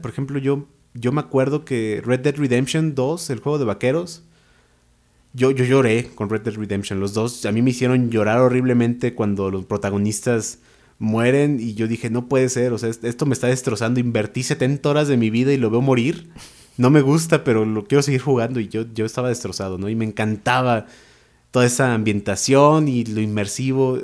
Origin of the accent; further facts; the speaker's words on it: Naucalpan, State of Mexico, Mexico; Yo, la verdad, nací en el Molinito. O sea, yo, yo, tengo sangre naucalpense por todas mis venas y todos mis huesos